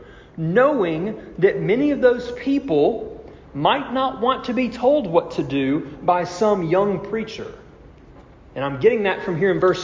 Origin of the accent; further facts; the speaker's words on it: United States; we as American Christians